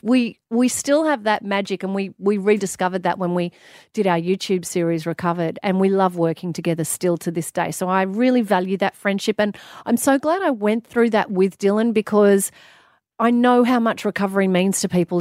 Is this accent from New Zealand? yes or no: no; Australia; also born or lived in London; I loved being an Australian